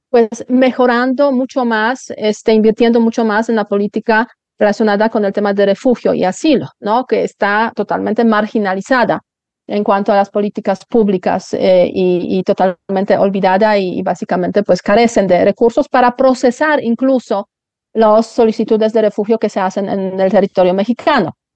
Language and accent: Spanish; Poland; now in Spain; Yo me acuerdo cuando yo emigré de Polonia a España fue una emigración de lujo en un autobús 48 horas llegando a Madrid